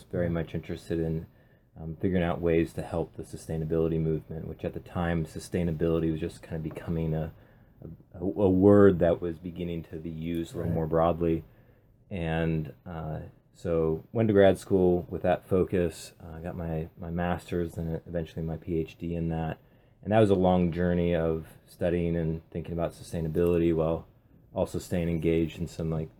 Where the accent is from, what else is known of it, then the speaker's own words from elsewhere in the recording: Pacific Northwest, United States; being born and raised in the Pacific Northwest